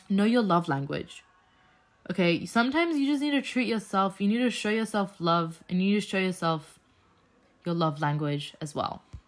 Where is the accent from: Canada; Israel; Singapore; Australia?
Australia; So, I'm an Australian Muslim. Uh, my background is Afghanistan, so I am Afghan